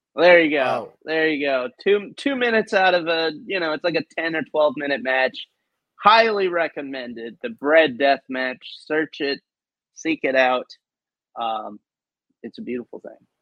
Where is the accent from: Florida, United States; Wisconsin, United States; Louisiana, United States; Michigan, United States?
Louisiana, United States; New Orleans; back to New Orleans, back to my hometown